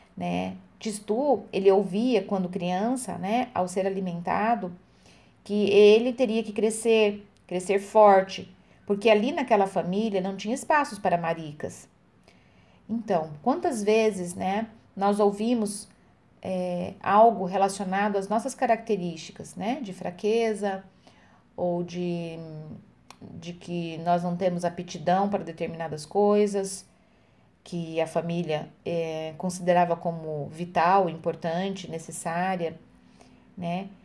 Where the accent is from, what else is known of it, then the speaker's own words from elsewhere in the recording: Francisco Alves, Paraná, Brazil; Eu nasci em Francisco Alves